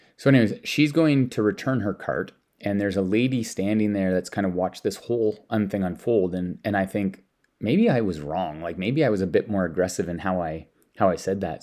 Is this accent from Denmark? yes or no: yes; Denmark; now in Canada; I'm from Denmark